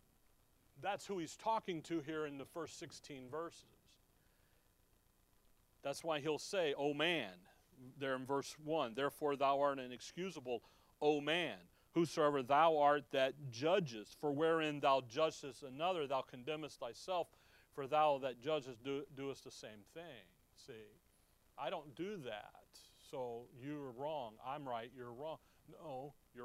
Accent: Chicago, Illinois, United States; When we were growing up in Chicago

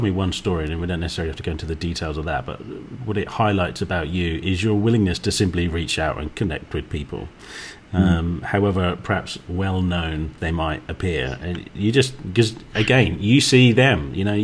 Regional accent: Suffolk, East of England, United Kingdom; accent: Suffolk; my Suffolk accent

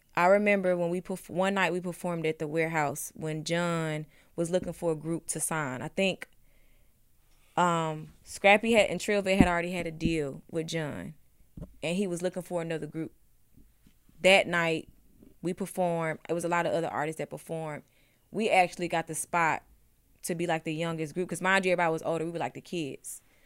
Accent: Ellenwood, Georgia, United States; I was from Ellenwood

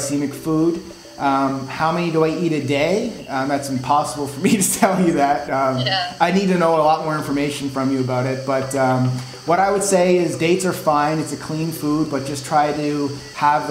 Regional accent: Halifax, Nova Scotia, Canada; accent: Nova Scotian; moved away; I'm a proud Maritime Canadian. So if you don't know what the Maritimes are, it's East Coast provinces in Canada. So I'm originally from Halifax, Nova Scotia. And so I guess you could say my accent was Nova Scotian

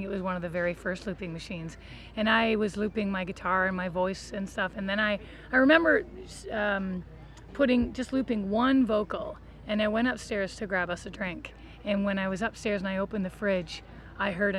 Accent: Kincardine, Ontario, Canada; now in Toronto, Canada; I grew up in Kincardine

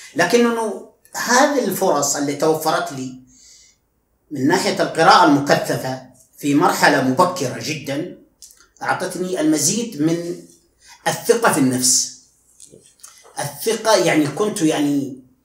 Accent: Al Hada, Makkah Province, Saudi Arabia; أنا من مواليد 1381 هجري وفي قرية وفي يعني وفي الهدى بالقرب من الطائف

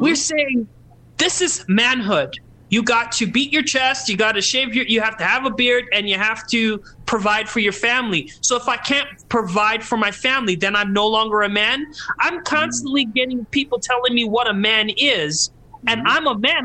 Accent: Calgary, Alberta, Canada; We grew up in Calgary, the whitest city in Canada

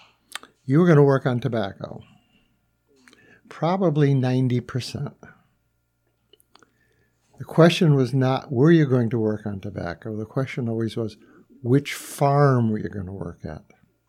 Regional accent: Windsor, Connecticut, United States; now in Bloomfield, United States; I live in Bloomfield, Connecticut. I grew up in Windsor, Connecticut, and lived there through high school.

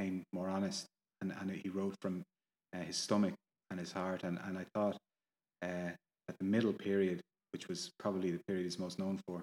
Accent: Ireland; I'm Irish. I live here

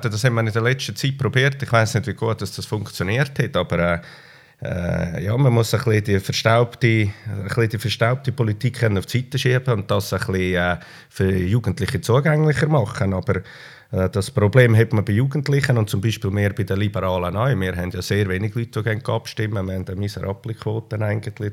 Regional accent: Switzerland; äh, ich glaube, die Heimat bei uns ist dem zufolge wichtig, dass wir äh, eine sehr stabile Heimat haben bei uns in der Schweiz.

